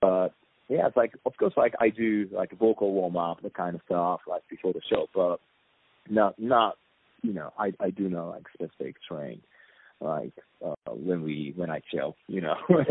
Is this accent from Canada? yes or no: no; Japan; English is a second language